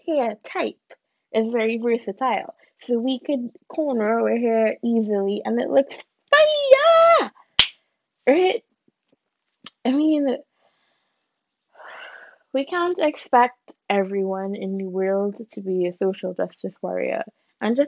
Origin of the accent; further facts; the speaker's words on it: Trinidad & Tobago; I am Trinidadian. That is my ethnicity.